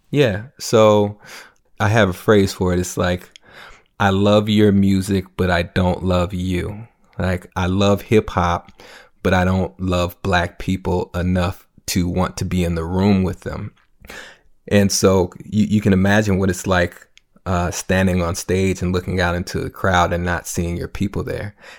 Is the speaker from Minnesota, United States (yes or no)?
yes; Minneapolis, Minnesota, United States; I'm from North Minneapolis, predominant, you know, uh, predominantly black